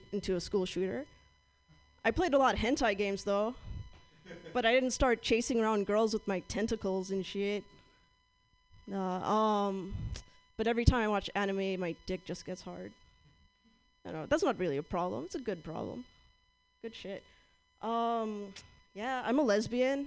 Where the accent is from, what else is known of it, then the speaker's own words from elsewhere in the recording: Southern California, United States; moved away; I'm from Southern California